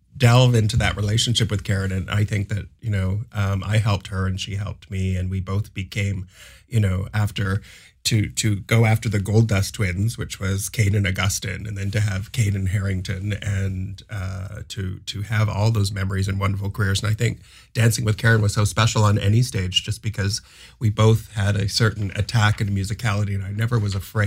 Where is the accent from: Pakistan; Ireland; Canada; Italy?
Canada; I always felt proud about being a Canadian and staying in Canada